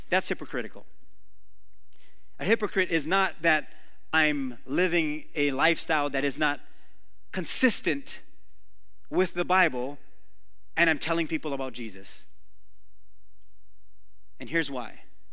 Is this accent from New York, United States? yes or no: no; Waimanalo, Hawaii, United States; I grew up in Waimanalo, this is on Oahu